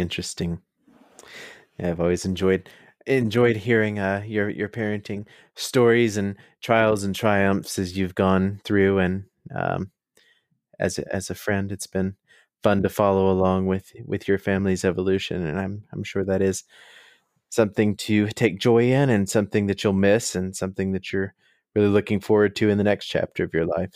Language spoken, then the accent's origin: English; United States; speaking as an American